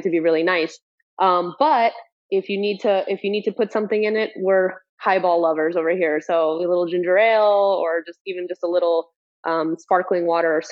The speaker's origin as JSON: {"language": "English", "country": "Guatemala", "tie": "born or raised there", "moved": "yes", "lives_now": "Miami, United States", "said": "we were surrounded by rum growing up in Central America."}